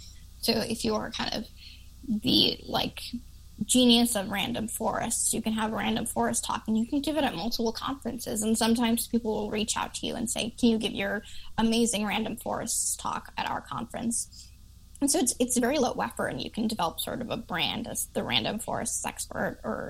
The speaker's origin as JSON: {"language": "English", "town": "Chicago", "region": "Illinois", "country": "United States", "said": "I didn't realize that I talk really fast because I'm from Chicago."}